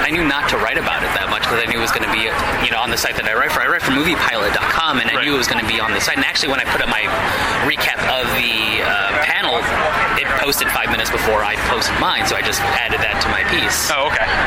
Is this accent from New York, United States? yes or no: yes; New York City, New York, United States; I'm from New York City